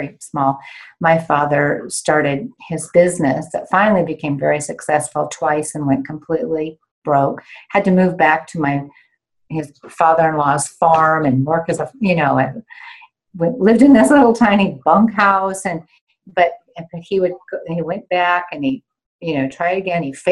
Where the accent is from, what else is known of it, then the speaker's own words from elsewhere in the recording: Washington, United States; moved away as an adult; also born or lived in New York City / Geneva; I grew up in Washington State, so I'm in Pacific Northwest